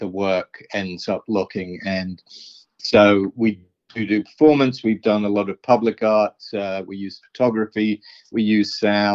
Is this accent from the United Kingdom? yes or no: yes; London, United Kingdom; also born or lived in New York, United States; I'm from New York, but really, I grew up in London, in West London